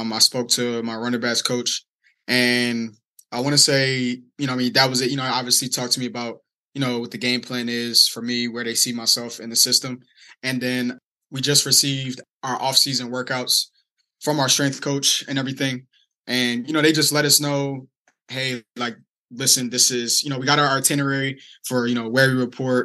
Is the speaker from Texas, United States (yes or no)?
no; Delaware, United States; I'm from Delaware, very small state.